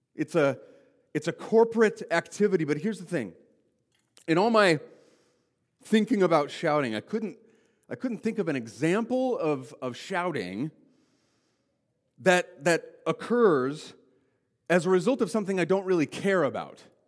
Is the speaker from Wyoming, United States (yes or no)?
yes; Wyoming, United States; I grew up in Wyoming